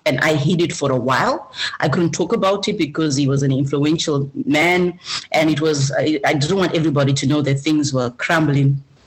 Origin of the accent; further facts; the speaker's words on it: Zimbabwe; now in Australia; I come from Zimbabwe, uh, a country with amazing culture.